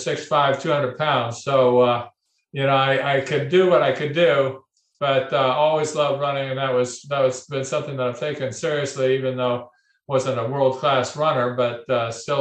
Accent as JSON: {"language": "English", "region": "California", "country": "United States", "tie": "born or raised there", "said": "I grew up in California"}